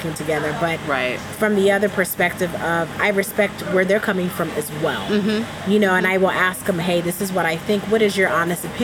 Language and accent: English; New Jersey, United States; now in Ghana; I grew up in South New Jersey.